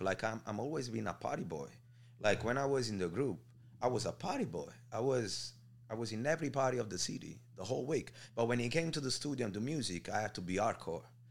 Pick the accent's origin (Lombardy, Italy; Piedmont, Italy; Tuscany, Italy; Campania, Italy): Campania, Italy; Naples; moved away; I'm from Marianella, which is like two minutes away from Scampia